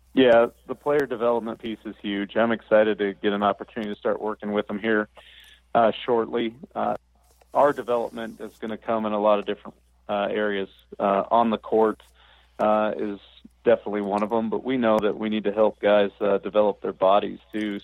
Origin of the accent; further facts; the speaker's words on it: the Northwest, Pacific Northwest, United States; I grew up in the Northwest